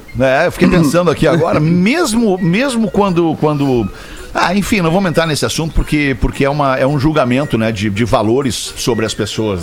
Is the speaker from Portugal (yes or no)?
no; Rio Grande do Sul, Brazil; eu sou gaúcho